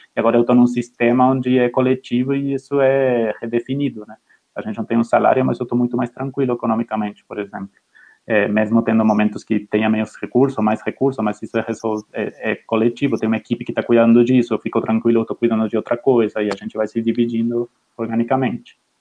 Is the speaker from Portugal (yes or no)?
no; Argentina; Portuguese is a second language; moved away as an adult; now in Brazil; eu sou argentino, eu trabalhava em Clarín e La Nación